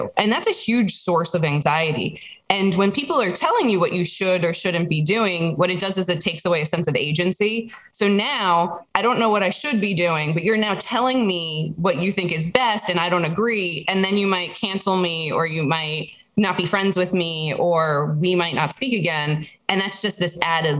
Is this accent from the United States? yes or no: yes; New Jersey, United States; I'm from New Jersey